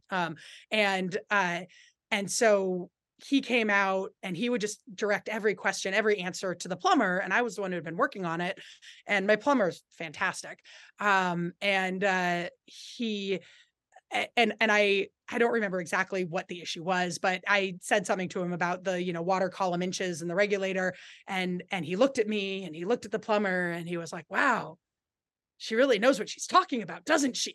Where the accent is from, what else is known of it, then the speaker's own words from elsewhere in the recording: Berkeley, California, United States; moved away as an adult; also born or lived in San Francisco Bay Area; now in Vermont, United States; I grew up in Berkeley